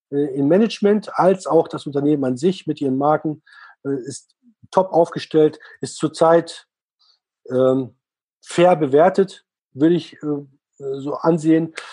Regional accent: Switzerland; also ich als Schweizer, wenn ich in der Schweiz leben, äh, leben würde

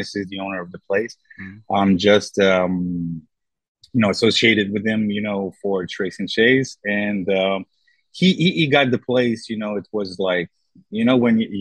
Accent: Brussels, Brussels-Capital Region, Belgium; now in Thessaloniki, Greece; I'm actually from Brussels, Belgium.

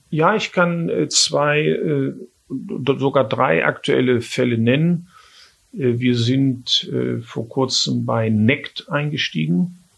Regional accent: Germany; aber ich bin Deutscher, ich bleibe auch in Deutschland.

